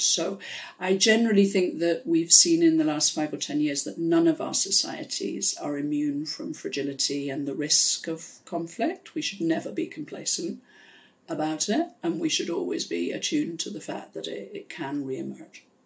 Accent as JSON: {"language": "English", "town": "Pontypool", "region": "Wales", "country": "United Kingdom", "tie": "born or raised there", "moved": "yes", "said": "So I grew up in South Wales in the UK in a coal mining area in a town called Pontypool"}